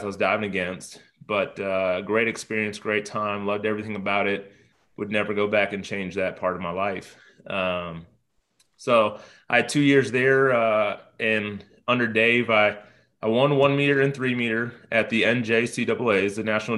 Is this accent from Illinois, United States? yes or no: yes; Chicago, Illinois, United States; now in Tennessee, United States; A place called TriStar Gymnastics in Chicago, where I grew up